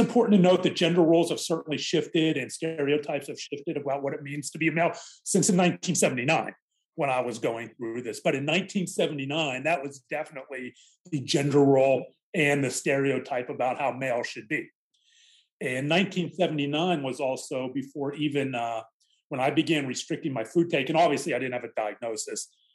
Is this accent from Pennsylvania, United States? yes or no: yes; Mount Lebanon, Pennsylvania, United States; the area I grew up in Mount Lebanon, a, a suburb of Pittsburgh